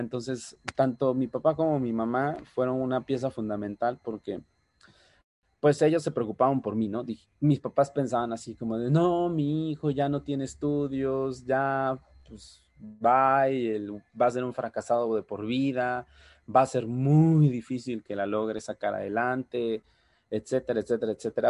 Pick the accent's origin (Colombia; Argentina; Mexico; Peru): Mexico; Oaxaca de Juárez, Oaxaca; yo soy originario, así como bien lo dijo Gabo, de la ciudad de Oaxaca, Oaxaca.